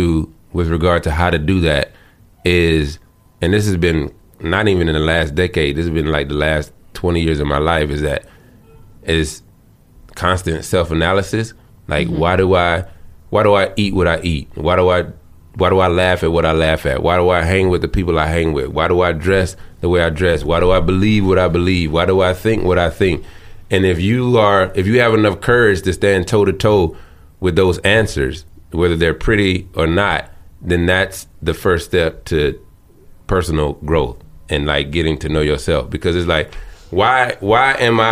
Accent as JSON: {"language": "English", "region": "the South", "country": "United States", "tie": "born or raised there", "said": "I grew up in the South, church"}